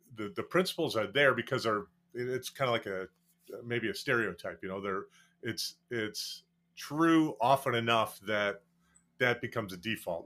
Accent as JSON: {"language": "English", "region": "Wisconsin", "country": "United States", "tie": "born or raised there", "said": "when I grew up and first practiced, I practiced twenty-two miles from the Gonzaga State Clinic in, in my hometown"}